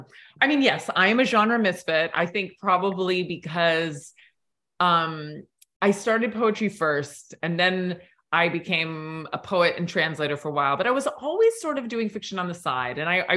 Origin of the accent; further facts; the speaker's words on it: Southern Allegheny Highlands, Pennsylvania, United States; moved away; also born or lived in South America; I grew up in the Southern Allegheny Highlands